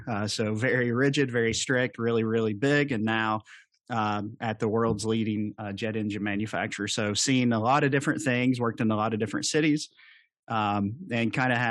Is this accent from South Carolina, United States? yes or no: no; Kentucky, United States; accent: Southern drawl; Well, to explain the Southern draw, I'm from the Appalachian area, southeastern Kentucky.